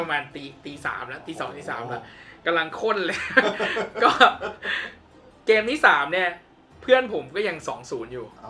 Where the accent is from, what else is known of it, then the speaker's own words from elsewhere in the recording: Thailand; ตอนนั้นแบบตอบแบบเท่มากเลยไอแอมไทย